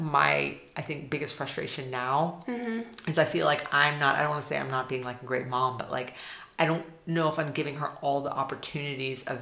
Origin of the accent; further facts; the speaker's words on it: outside of Austin, Texas, United States; moved away as an adult; now in Germany; I'm originally from Texas, outside of Austin.